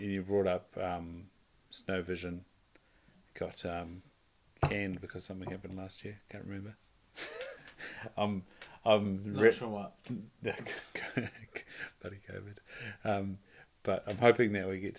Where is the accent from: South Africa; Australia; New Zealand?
New Zealand; Invercargill, Southland; accent: rolled R's; I'm from Invercargill. I roll my R's.